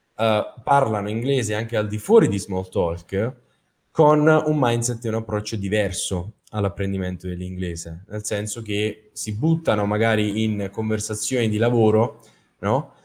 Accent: Capua, Campania, Italy; also born or lived in Naples; Sono a Capua, eh, la mia città natale, dove ho vissuto per la maggior parte della mia vita

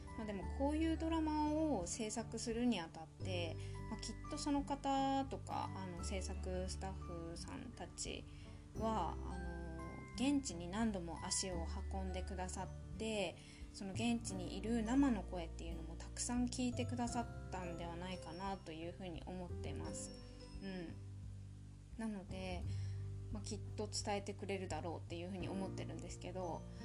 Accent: Tohoku, Japan; 自由な東北人

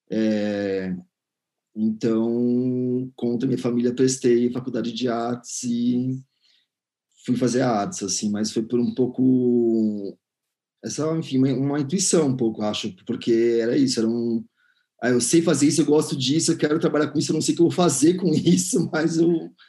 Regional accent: São Paulo, Brazil; now in Belo Horizonte, Brazil; sou curador e pesquisador de arte. Eu sou de São Paulo, mas atualmente moro em Belo Horizonte.

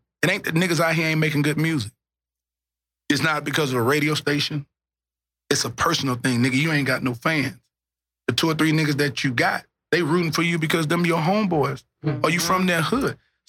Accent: Dallas, Texas, United States; But I'm from North Dallas, nigga. I represent the whole Dallas.

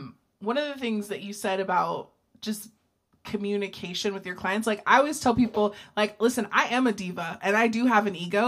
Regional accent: Ohio, United States; I'm still from Amish Country, Ohio

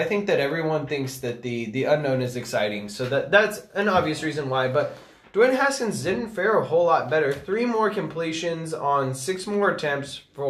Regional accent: Colorado, United States; I'm from Colorado.

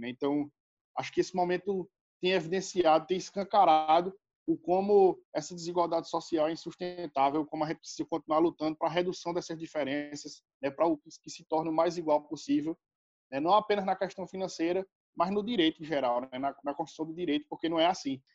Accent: Brazil

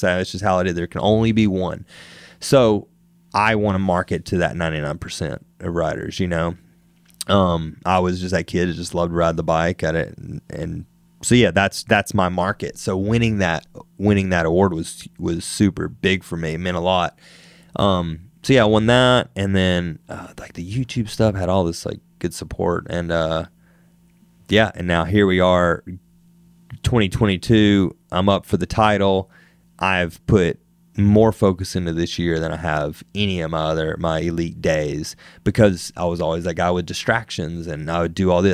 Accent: Wetumpka, Alabama, United States; moved away as an adult; also born or lived in California; growing up in Alabama

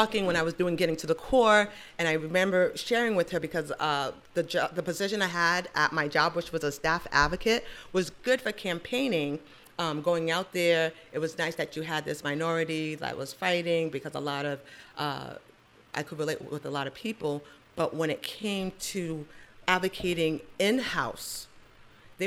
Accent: Nigeria; being Nigerian, I have to have a boy

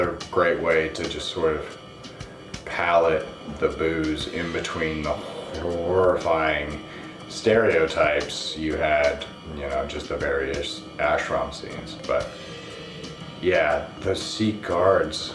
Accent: United States; moved away; I'm American, but because I have to go back to America

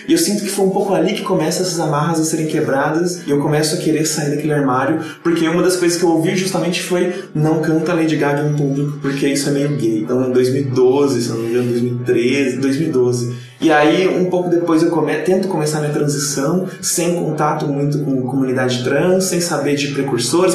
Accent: Campinas, São Paulo, Brazil; moved away as an adult; also born or lived in Praia Grande; now in São Paulo, Brazil; Campinas, que é a cidade onde eu morava e nasci

